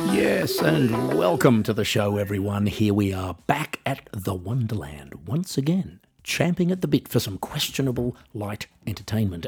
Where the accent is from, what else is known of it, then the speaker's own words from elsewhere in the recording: Australia; moved away; also born or lived in Switzerland / Norway / Netherlands / Germany; as I was living in Australia at the time, and I am Australian